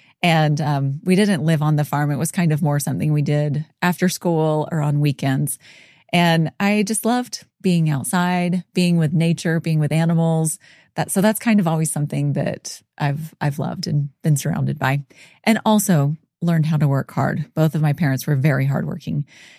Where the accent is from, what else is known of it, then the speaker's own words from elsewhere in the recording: Dothan, Alabama, United States; also born or lived in Palatka, Florida; So I am Southern, born and raised in Alabama. Well, actually born in Florida. So born in kind of the Jacksonville area, a teeny little town called Palatka, Florida.